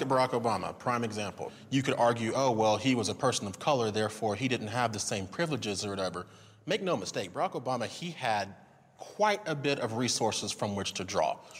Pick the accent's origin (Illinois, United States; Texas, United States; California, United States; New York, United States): Texas, United States; San Antonio; I'm from San Antonio, Texas